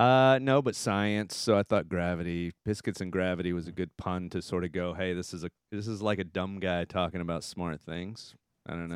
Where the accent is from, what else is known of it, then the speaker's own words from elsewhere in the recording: Texas, United States; moved away; I'm from Texas